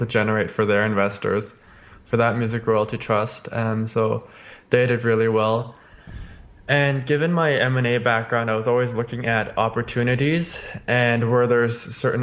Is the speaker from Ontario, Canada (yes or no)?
no; Calgary, Alberta, Canada; I was born in Calgary, Alberta, Canada, and that's where I am.